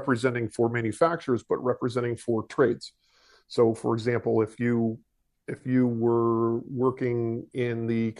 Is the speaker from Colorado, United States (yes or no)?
no; east coast of Florida, United States; also born or lived in Atlanta, Georgia; I was born in Atlanta, Georgia, moved to east coast of Florida when I was about 3, been here ever since